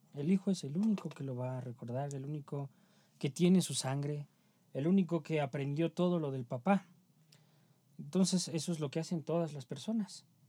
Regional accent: Mexico; somos mexicanos

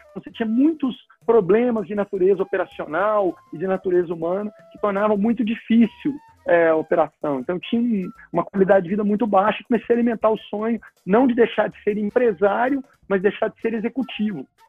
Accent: Goiânia, Goiás, Brazil; moved away as an adult; also born or lived in Brasília; eu sou de Goiânia e mudei para Brasília para estudar

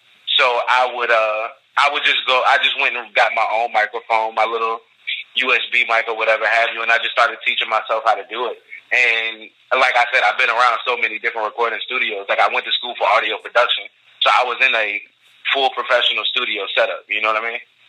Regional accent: Richmond, Virginia, United States; Born and raised.

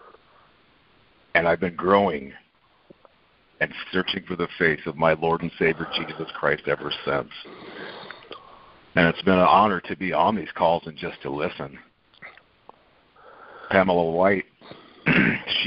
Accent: Omaha, Nebraska, United States; I have grown up in Omaha, Nebraska my whole life

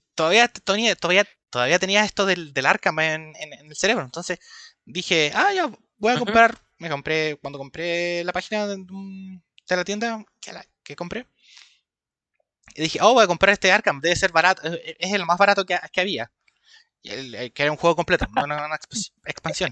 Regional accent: Chile; tengo 25 años, soy de Chile.

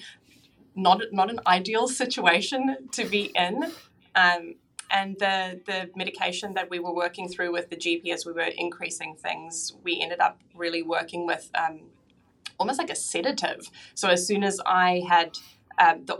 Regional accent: South Africa; now in Auckland, New Zealand; So I live in Auckland in New Zealand now, but I was actually born and raised in South Africa

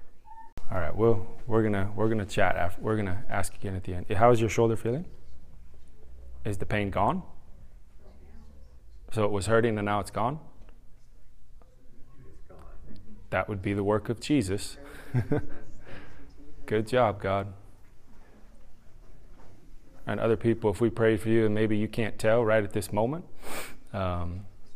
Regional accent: Utah, United States; also born or lived in California / San Diego, California; now in Carrollton, United States; At the age of 10, we moved from California to Utah.

